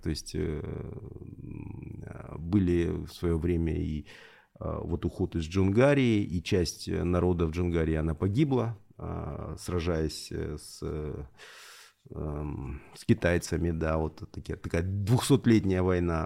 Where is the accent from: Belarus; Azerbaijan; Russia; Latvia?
Russia; Elista, Kalmykia; also born or lived in Rostov-on-Don, Russia / Salsky District, Rostov Oblast (ancestry); это моя родина. Я родился, коренной листинец